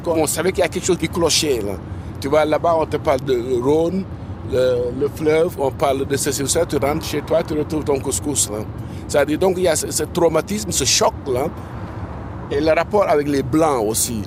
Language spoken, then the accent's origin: French; Senegal; moved away; on a grandi dans le Sénégal colonial